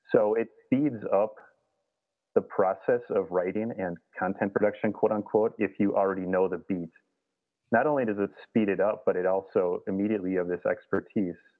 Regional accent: Minnesota, United States; I grew up in Minnesota, just kind of was born in a canoe almost

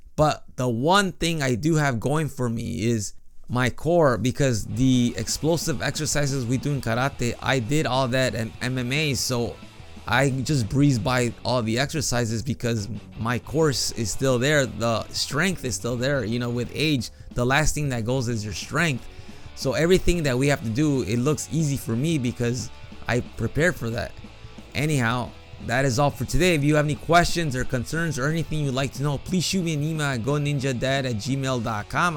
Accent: Chicago, Illinois, United States; now in Japan; I grew up in Chicago

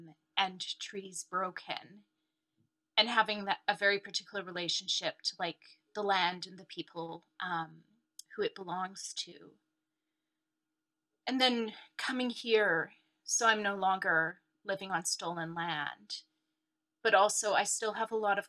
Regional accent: Canada; also born or lived in Sheffield; now in London, United Kingdom; in Sheffield, but came over to Canada quite young.

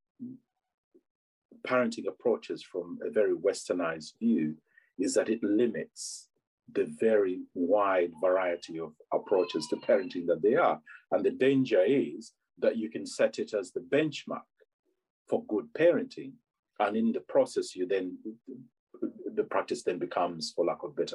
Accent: Uganda; now in England; I'm from Uganda originally

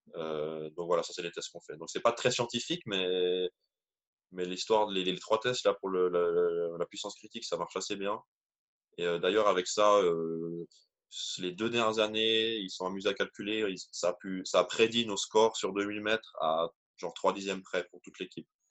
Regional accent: Switzerland; en tant que petit Suisse

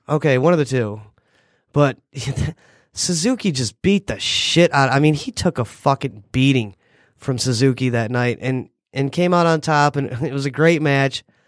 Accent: United States

